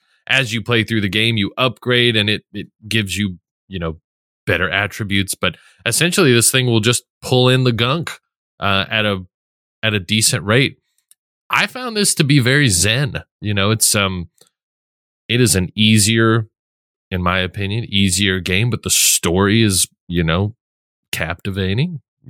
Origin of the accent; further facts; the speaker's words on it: Netherlands; I'm from Holland. Isn't that weird?